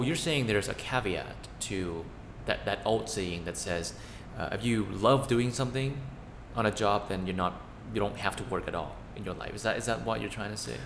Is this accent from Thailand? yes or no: yes; Thailand; we're two siblings from Thailand